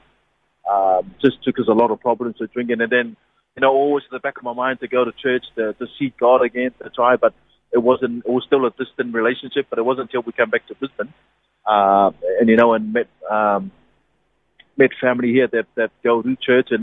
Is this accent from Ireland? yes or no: no; Niue; moved away; born and bred in Niue.